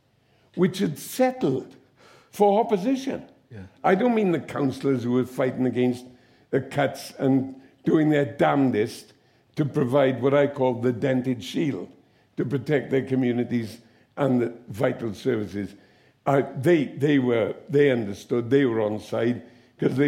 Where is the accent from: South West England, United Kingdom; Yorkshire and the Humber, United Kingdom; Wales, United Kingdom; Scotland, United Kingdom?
Wales, United Kingdom; the Valleys; you're from the valley